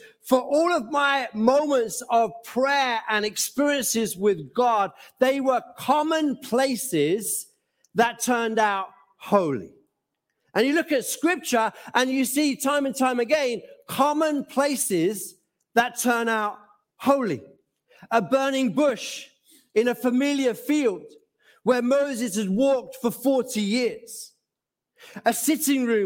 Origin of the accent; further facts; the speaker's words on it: Gants Hill, London, United Kingdom; also born or lived in Norwich / Bethnal Green / West Ham / Mumbai; my home growing up in Gansill